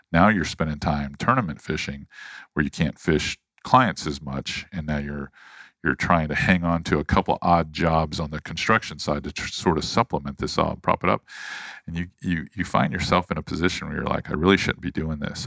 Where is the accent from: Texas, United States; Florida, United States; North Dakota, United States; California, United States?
Florida, United States; St. Petersburg; also born or lived in Charleston; grew up in Saint Petersburg, Florida. I was born in Charleston